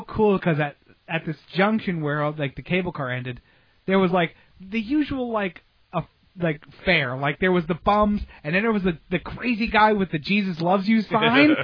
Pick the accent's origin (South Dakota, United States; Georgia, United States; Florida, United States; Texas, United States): Florida, United States; Tampa; also born or lived in Clearwater, Florida; I'm from Tampa and Clearwater